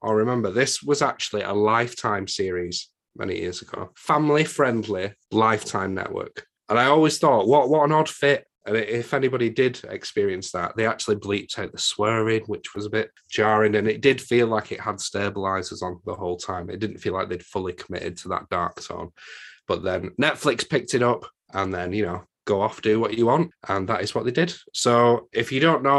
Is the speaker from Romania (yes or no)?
no; United Kingdom; accent: northern; my northern accent